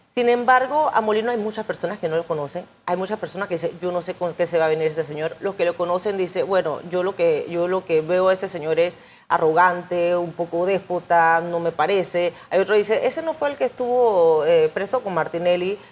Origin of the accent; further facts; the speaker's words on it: Panama; como panameña